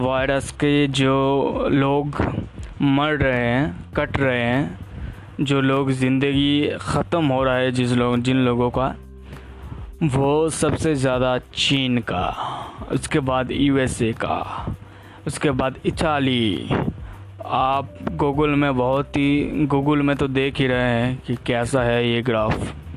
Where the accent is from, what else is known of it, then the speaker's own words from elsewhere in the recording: India; India से belong करता हूँ